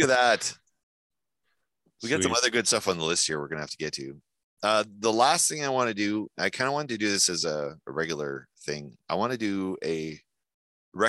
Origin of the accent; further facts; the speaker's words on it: New Brunswick, Canada; moved away; we're French from New Brunswick. We're not Quebecois